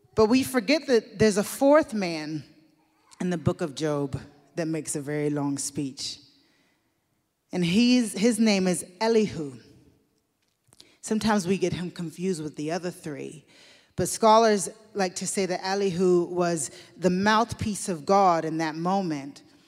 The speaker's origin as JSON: {"language": "English", "region": "Deep South", "country": "United States", "tie": "born or raised there", "said": "I grew up in the Deep South in the U S in a black family led by women"}